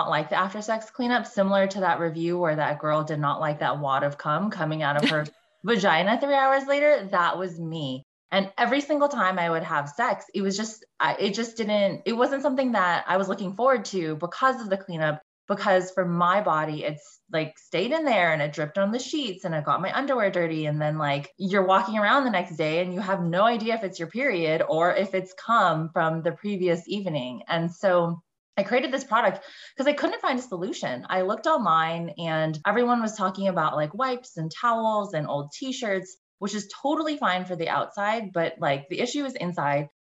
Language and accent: English; Bay Area, California, United States; I grew up in the Bay Area, went to a super cutthroat high school